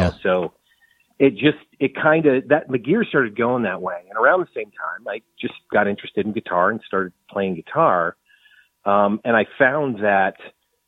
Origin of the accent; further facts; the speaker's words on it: New England, United States; now in Austin, United States; I'm originally from New England